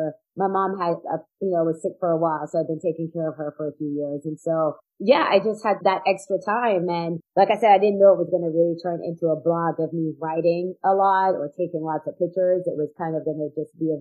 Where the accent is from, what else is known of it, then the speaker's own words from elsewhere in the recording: outside of New York, United States; moved away; also born or lived in Florida; we grew up outside of New York